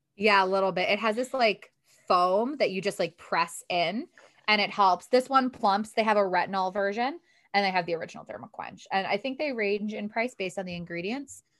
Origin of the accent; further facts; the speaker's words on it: Detroit, Michigan, United States; also born or lived in New York City; when I would meet people in New York to be like, "Where are you from?" I'd be like, "Detroit."